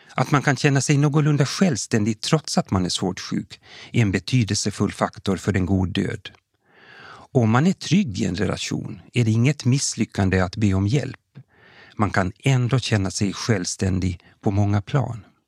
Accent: Kokkola, Central Ostrobothnia, Finland; now in Sweden; Jag är född och uppvuxen i Gamla Karleby, men bosatt i Sverige sedan många år tillbaka

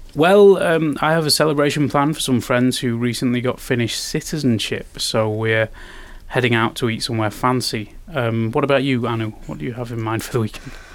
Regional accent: United Kingdom; now in Finland; I'm from Britain

